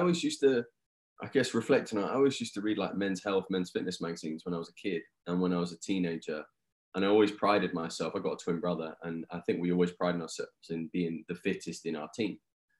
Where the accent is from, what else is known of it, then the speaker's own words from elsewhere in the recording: England, United Kingdom; now in United States; The accent is a little bit different. So I'm from England.